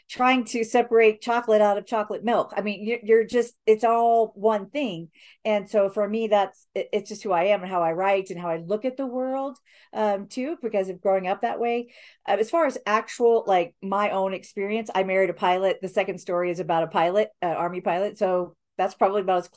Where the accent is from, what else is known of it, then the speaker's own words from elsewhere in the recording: Spain; I didn't, when I was growing up, I really didn't hear because I grew up mostly in Spain and wasn't around like cousins or grandparents or whatever to take you to church.